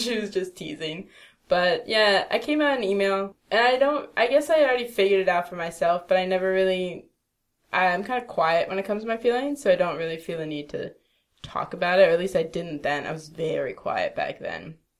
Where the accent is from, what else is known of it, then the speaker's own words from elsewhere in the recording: East Coast, United States; That's what I miss about, like, growing up on the East Coast. New York was 4 hours away. Philly was an hour and a half away.